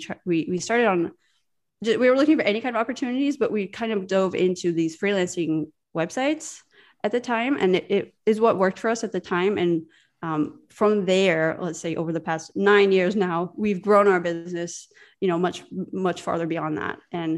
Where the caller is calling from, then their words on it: Riga, Latvia; I'm chatting in from the northern part of Europe in a small country called Riga, Latvia.